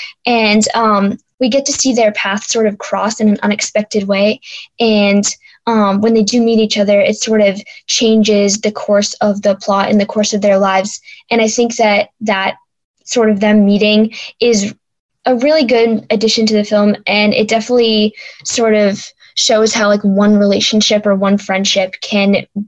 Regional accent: Boston, Massachusetts, United States

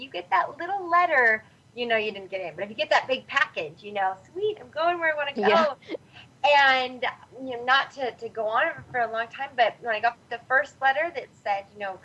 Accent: Northern California, United States; also born or lived in San Diego; I'm originally from Northern California, and San Diego was just about as opposite of the state as I could go

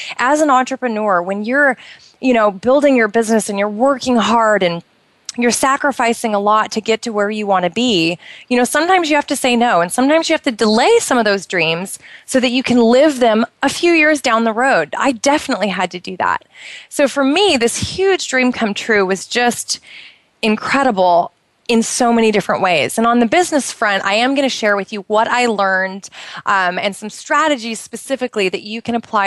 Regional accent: Oregon, United States; moved away as an adult; now in Bahrain; it rained a lot in Oregon where I grew up

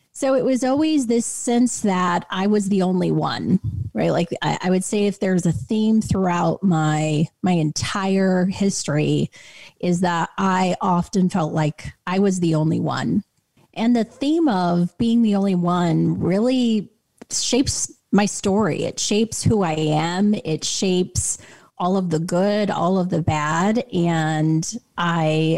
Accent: Clinton, Utah, United States; I grew up in Clinton, Utah, of all places

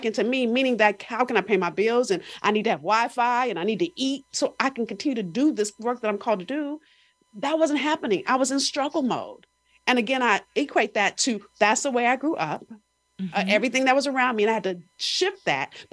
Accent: Los Angeles, California, United States; I'm from South Central

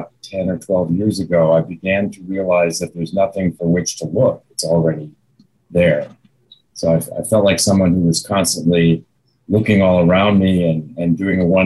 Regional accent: Chicago, Illinois, United States; moved away; I'm from the Chicago area

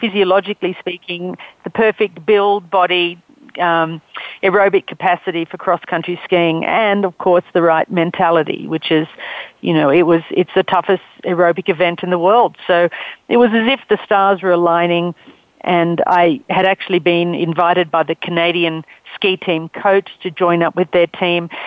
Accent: Australia; accent: Australian; I'm Australian. You can tell from my accent.

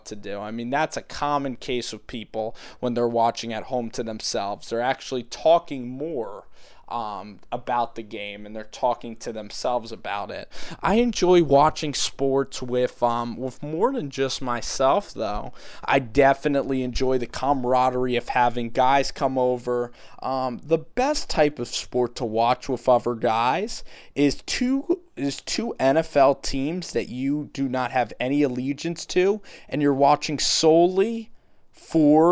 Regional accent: Philadelphia, Pennsylvania, United States; I'm from Philadelphia, a pretty big market for Philly sports.

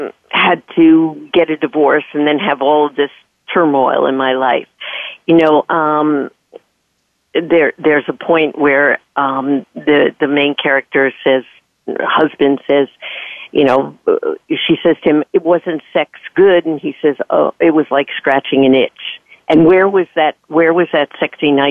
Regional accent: New York, United States; I'm from New York

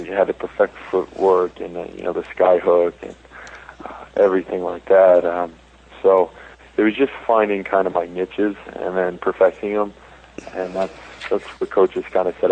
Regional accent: San Francisco, California, United States; We just played in my hometown out in San Francisco

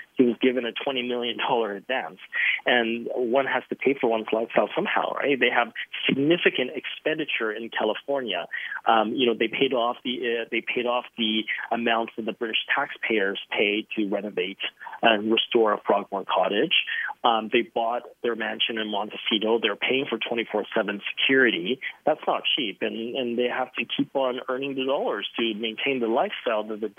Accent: China; born there; I was born in China. I am ethnically Chinese

